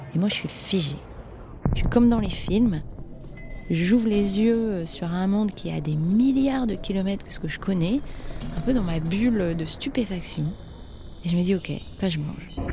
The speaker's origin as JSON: {"language": "French", "country": "France", "said": "je suis française"}